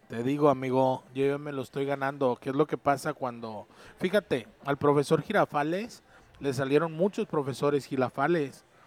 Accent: Sinaloa, Mexico; now in Tijuana, Mexico; todos los sinaloenses somos chuecos

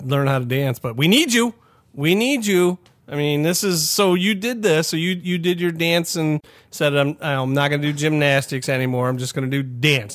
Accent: Rising Sun, Ohio, United States; I'm from, you know, Kansas, Ohio, Rising Sun, Ohio

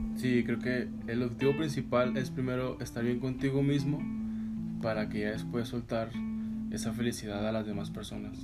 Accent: Gómez Palacio, Durango, Mexico; yo soy de aquí de Gómez

